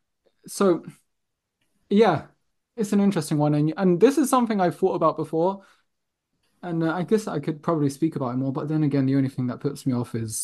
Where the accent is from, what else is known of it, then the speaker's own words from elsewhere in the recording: London, United Kingdom; growing up in London